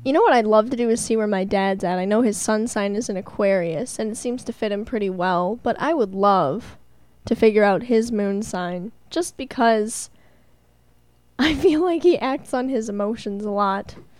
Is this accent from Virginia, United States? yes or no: no; Milwaukee, Wisconsin, United States; I was born in Milwaukee